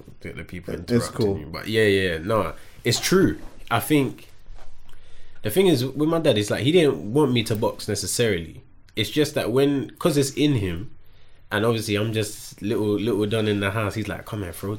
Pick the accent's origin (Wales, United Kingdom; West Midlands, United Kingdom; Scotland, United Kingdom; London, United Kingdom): London, United Kingdom; Tottenham; also born or lived in Hackney; I think where being from Tottenham makes me who I am. Although I was born in Hackney, yeah, I'd say the person that I am developed from just being in the ends, being in Tottenham.